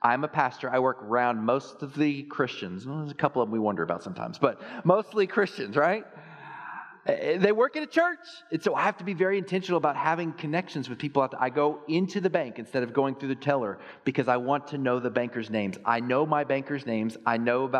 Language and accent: English; Texas, United States; I grew up in Texas